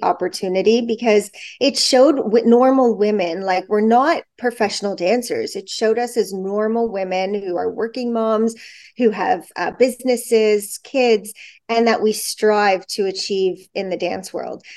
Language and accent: English; Toronto, Ontario, Canada; also born or lived in Montreal; I was born in Montreal. I lived there till I was nine, and then we moved to Toronto, and I was always in Toronto